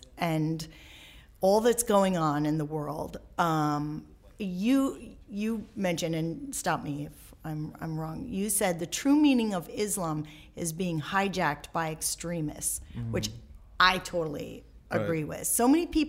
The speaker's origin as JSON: {"language": "English", "region": "Michigan", "country": "United States", "said": "I'm from Michigan"}